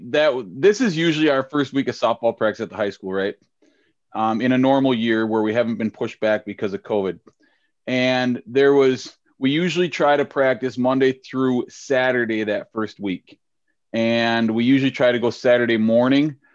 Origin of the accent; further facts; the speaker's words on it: St. Paul, Minnesota, United States; Patrick's Day parade in St. Paul, Minnesota that we always marched in when we were kids. Uh, we're, we're pretty Irish over at our house, even with the last name ….